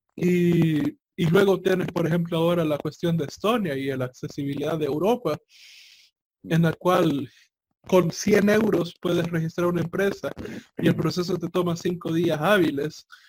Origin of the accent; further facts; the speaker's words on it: El Salvador; mi, país abandonó el colón y, se pasó al dólar